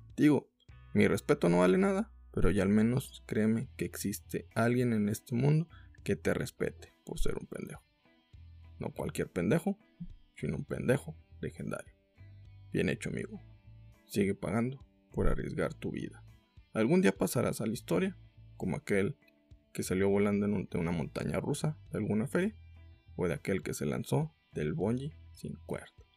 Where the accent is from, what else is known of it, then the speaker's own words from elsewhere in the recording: Mexico; como mexicanos